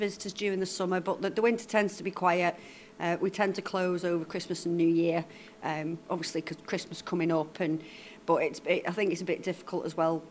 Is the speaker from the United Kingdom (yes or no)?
yes; Lancashire, North West England, United Kingdom; now in Isle of Man; I'm from Lancashire originally, but I've, I've been here for over 30 years